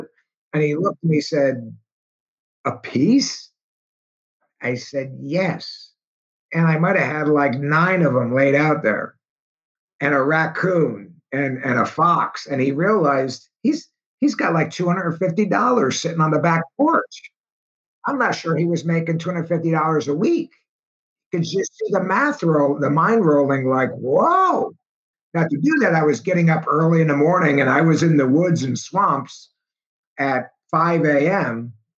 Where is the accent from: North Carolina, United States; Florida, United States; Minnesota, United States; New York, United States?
New York, United States; Schenectady; growing up in Schenectady at the time, we would get snowfalls 2, 3, 4 feet at a shot.